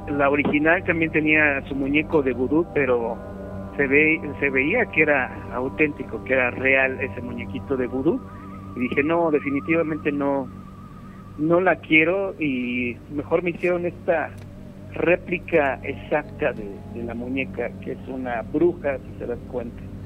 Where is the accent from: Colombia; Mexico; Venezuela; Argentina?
Mexico; como buen mexicano que soy